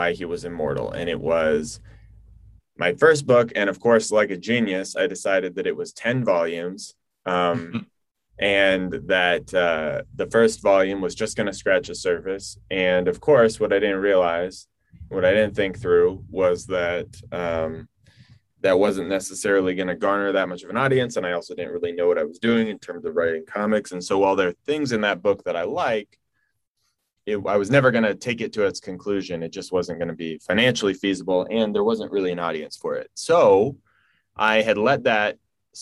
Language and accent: English; Washington, United States; I am from Washington State